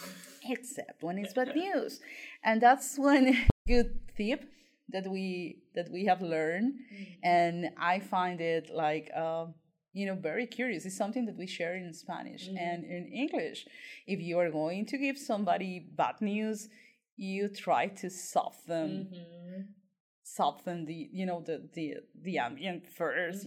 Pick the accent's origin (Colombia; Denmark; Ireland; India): Colombia; moved away as an adult; I'm from Colombia and I'm a tutor for the BCL